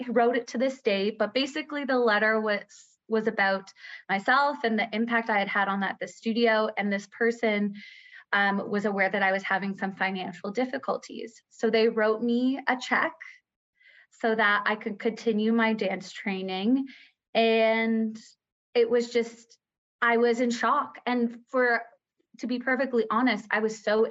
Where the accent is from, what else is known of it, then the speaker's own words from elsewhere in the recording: Scarborough, Ontario, Canada; I'm from Scarborough, Ontario, an only child to two incredible parents